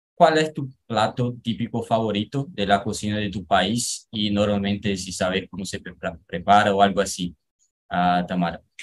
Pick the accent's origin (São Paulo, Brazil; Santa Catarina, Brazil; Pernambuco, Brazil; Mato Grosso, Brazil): Pernambuco, Brazil; Spanish is a second language; soy de Pernambuco